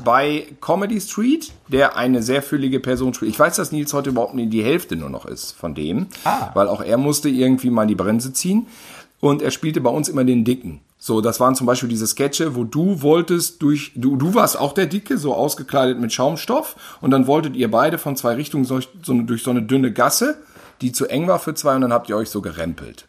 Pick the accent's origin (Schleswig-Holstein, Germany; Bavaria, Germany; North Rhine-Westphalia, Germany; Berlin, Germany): North Rhine-Westphalia, Germany; Gütersloh; born or raised there; now in Cologne, Germany